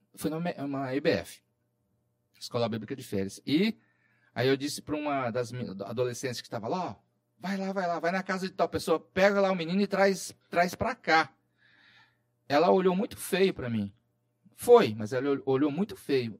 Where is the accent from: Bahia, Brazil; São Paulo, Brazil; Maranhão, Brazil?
São Paulo, Brazil; interior of; moved away as an adult; also born or lived in Roraima; eu sou aqui do interior de São Paulo